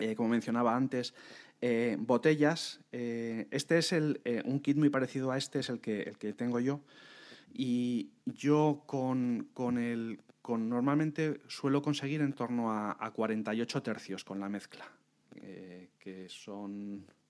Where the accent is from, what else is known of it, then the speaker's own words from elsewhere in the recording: Madrid, Community of Madrid, Spain; somos eh, de Madrid